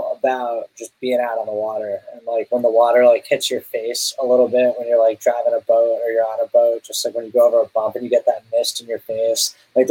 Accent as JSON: {"language": "English", "region": "New Jersey", "country": "United States", "tie": "born or raised there", "moved": "yes", "said": "when growing up in Jersey"}